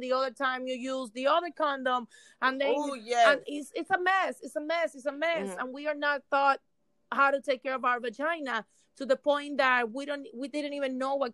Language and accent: English; Cuba; now in Miami, United States; I was born in Cuba, raised in Cuba, and I've been living in Miami for over 27 years.